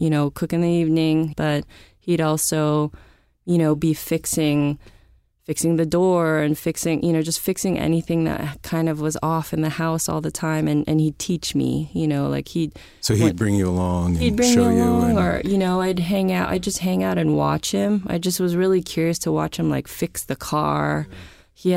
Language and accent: English; San Francisco, California, United States; I grew up in San Francisco